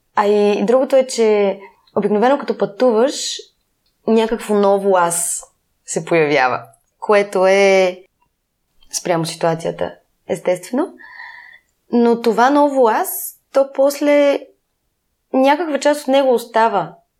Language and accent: Bulgarian; Sofia, Sofia City, Bulgaria; аз, колкото съм от София